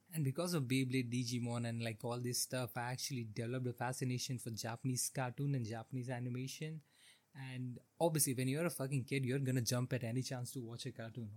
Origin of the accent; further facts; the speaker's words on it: India; I grew up in India during the 2000s